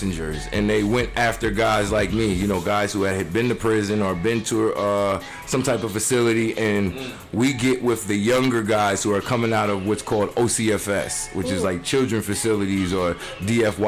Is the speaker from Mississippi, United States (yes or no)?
no; Poughkeepsie, New York, United States; accent: New York; I'm from New York